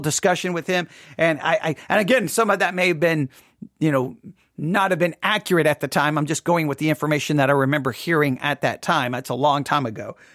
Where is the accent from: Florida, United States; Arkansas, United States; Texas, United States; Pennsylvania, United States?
Texas, United States; moved away; also born or lived in Nebraska; I was born and raised in Texas